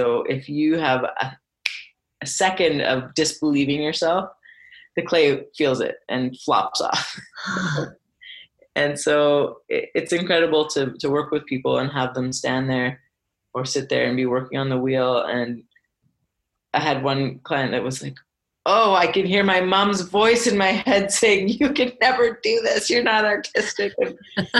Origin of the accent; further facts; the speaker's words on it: Alberta, Canada; also born or lived in Vancouver; now in Calgary, Canada; I'm from Alberta originally